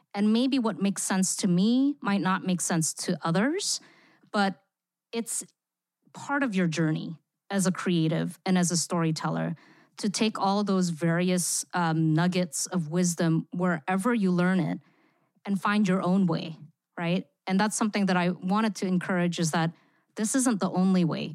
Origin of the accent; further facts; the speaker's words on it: Singapore; moved away; also born or lived in Indonesia; I grew up in Singapore. I lived there for fifteen years where I attended an American school